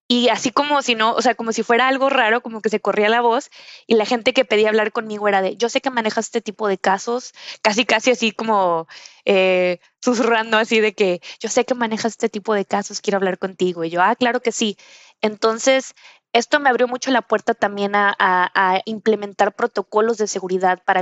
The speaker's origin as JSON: {"language": "Spanish", "town": "Monterrey", "region": "Nuevo León", "country": "Mexico", "tie": "born or raised there", "also_born_or_lived": "Reynosa / Durango", "said": "Yo fui criada, o, bueno, nací en Reynosa, Tamaulipas, soy del norte y luego eh, eh, crecí en, Durango y, finalmente en Monterrey, Nuevo León, que fue donde estudié derecho."}